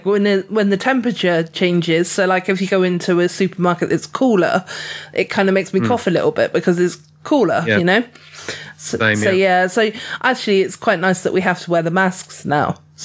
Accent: England, United Kingdom; I'm highly sunburnt because I'm definitely an English rose, you know.

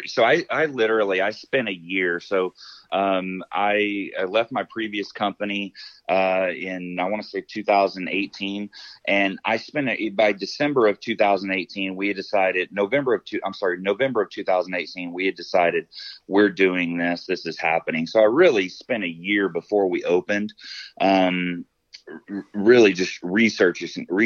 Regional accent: Arkansas, United States; moved away as an adult; now in Colorado, United States; I grew up in the South. I grew up in Arkansas

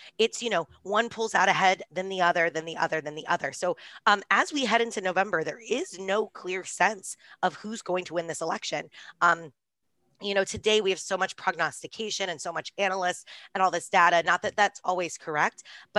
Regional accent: Houston, Texas, United States; I'm from Houston and I know the theater well.

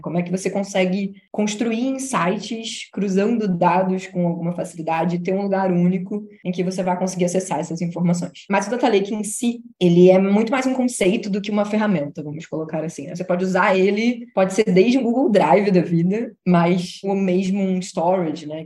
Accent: Rio de Janeiro, Brazil; Eu sou do Rio

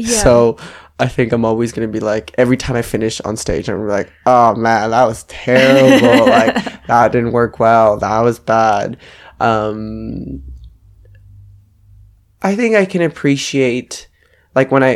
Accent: Edmonton, Alberta, Canada; moved away as an adult; now in Melbourne, Australia; I will always remember my hometown. That's where I started

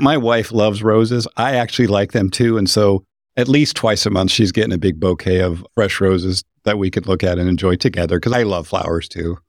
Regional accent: Idaho, United States; moved away; I grew up in Idaho

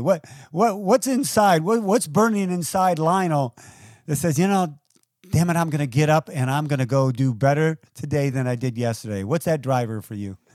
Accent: United States; also born or lived in Toledo, Ohio / Detroit, Michigan; I grew up in Toledo and Detroit

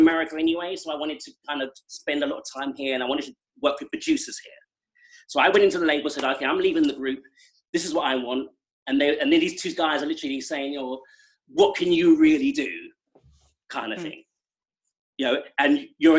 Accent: England, United Kingdom; now in United States; I have lived more years of my life here than I did in England

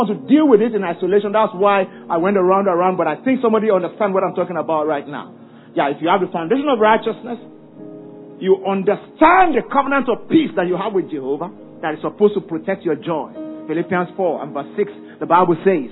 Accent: Ibadan, Oyo, Nigeria; I grew up in Ibadan

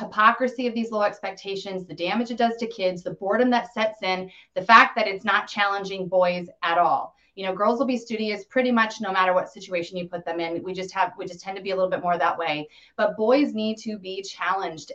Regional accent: Colorado, United States; I grew up in Colorado, fourth generation there.

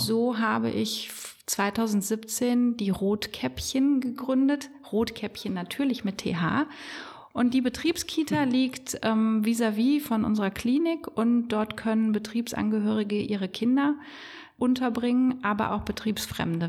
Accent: Bonn, North Rhine-Westphalia, Germany; Ich bin in Bonn im Marienhospital geboren

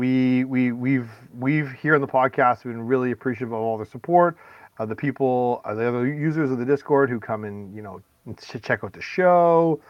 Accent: Canada; I'm from Canada

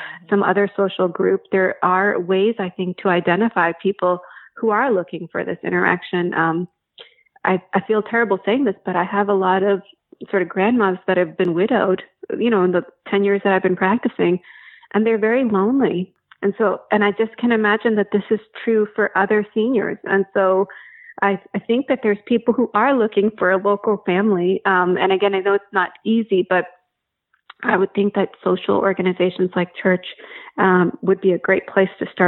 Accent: New Jersey, United States; moved away; I grew up in New Jersey, and my dad and two of his brothers lived in the same town

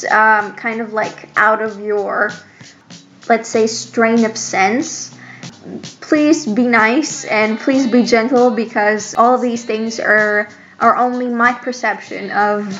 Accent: Greece; I'm from Greece

